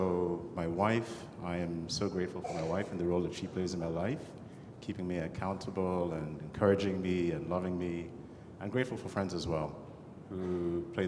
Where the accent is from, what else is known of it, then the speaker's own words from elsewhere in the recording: Kenya; moved away; Och is a childhood friend. We grew up in Kenya together